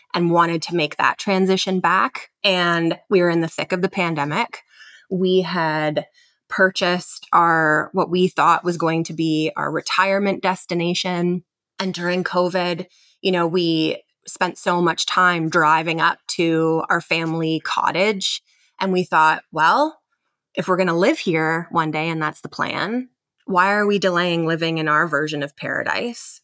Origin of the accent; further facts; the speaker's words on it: London, Ontario, Canada; also born or lived in Kitchener-Waterloo, Ontario; born and raised in London, Ontario, in Canada, moved to Kitchener, Waterloo to go to university